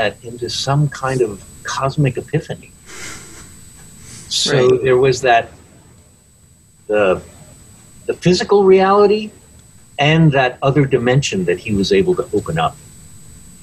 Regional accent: United States; moved away as an adult; also born or lived in Detroit, Michigan / Portsmouth area, New Hampshire; I was born in Detroit, but I grew up in Connecticut and Long Island

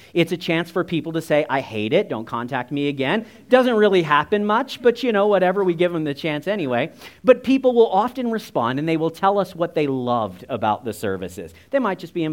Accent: United States; my earthly family looks a lot like me. We're all kind of the same. We're all short. We're all American

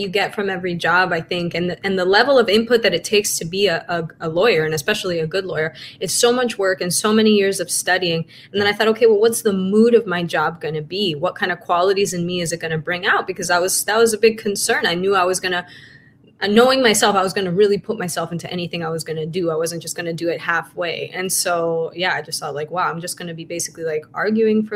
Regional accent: Caracas, Capital District, Venezuela; moved away; also born or lived in United States; I grew up in Caracas, Venezuela, and, we lived between Venezuela and the US

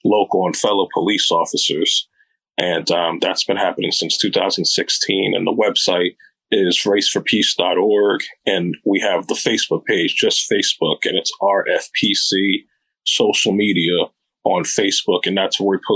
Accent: Ardmore, Pennsylvania, United States; moved away as an adult; now in Upper Darby, United States; Originally, I'm from Montgomery County, Ardmore, Pennsylvania, Lower Marion Township. I went to school out there

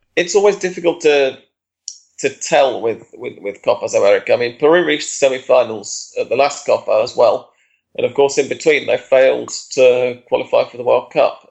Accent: England, United Kingdom; as an Englishman

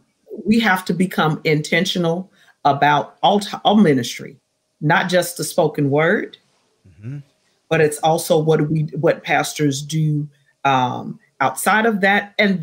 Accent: Riverside, California, United States; So matter of fact, John, I'm from Riverside.

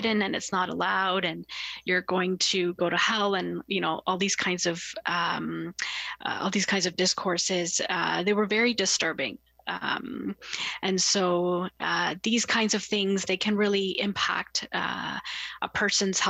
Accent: Toronto, Ontario, Canada; I grew up in Scarborough in like a very racially and religiously diverse community

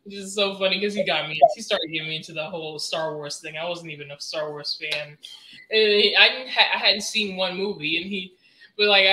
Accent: Keller, Texas, United States; moved away as an adult; also born or lived in Coral Springs, Florida / Deerfield Beach, Florida; now in Las Vegas, United States; I say like Fort Worth is where I was raised, but it's actually Keller

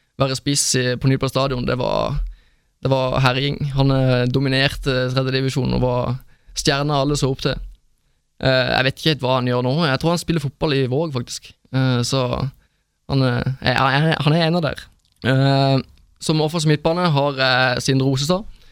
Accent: Sørlandet, Norway; moved away; Jeg var kun hjemme på Sørlandet i år

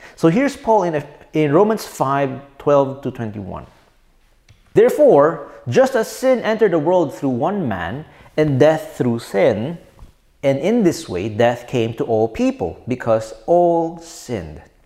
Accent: Philippines; I'm a Filipino citizen

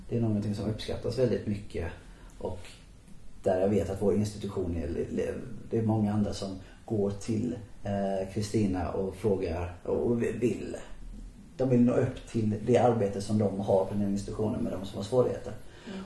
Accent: Halmstad, Halland County, Sweden; moved away; när jag växte upp i Halmstad, så länge jag bodde i Halmstad

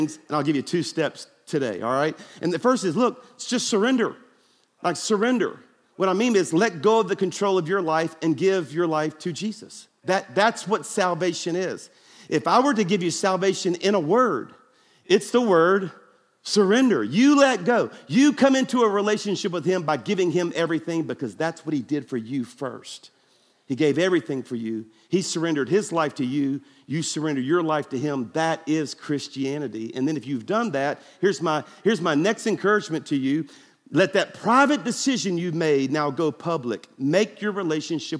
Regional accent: Baton Rouge, Louisiana, United States; now in Birmingham, United States; my hometown of Baton Rouge

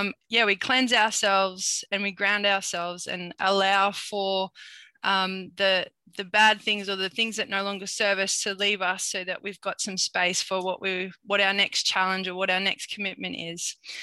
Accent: New South Wales, Australia; I'm coming from Minjimbul country, part of the Bundjalung Nation, and I thank the old people for caring for country so well

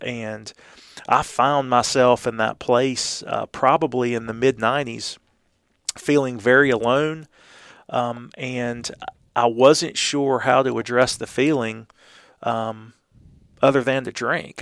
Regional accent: Columbus, Georgia, United States; moved away; I was born and raised in Columbus, but was gone for twenty-five years

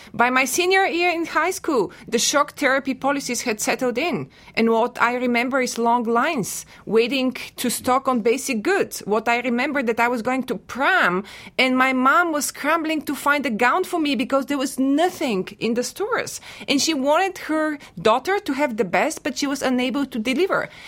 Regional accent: Bulgaria; now in United States; I am a native of Bulgaria and I teach Eastern European history at The Ohio State University

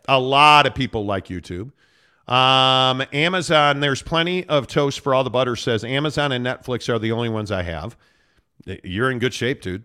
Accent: Chicago, Illinois, United States; now in Utah, United States; it's my hometown, dude. I love Chicago

